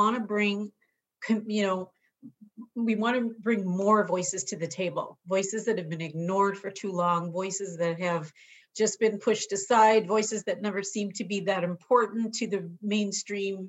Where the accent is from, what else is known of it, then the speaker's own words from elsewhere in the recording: Chicago, Illinois, United States; now in San Diego, United States; I was born and raised in Chicago in a very urban, multicultural setting